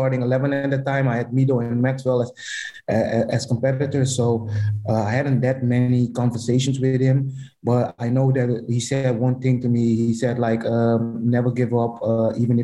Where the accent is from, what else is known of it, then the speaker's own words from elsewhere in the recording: Amsterdam, North Holland, Netherlands; I'm from Amsterdam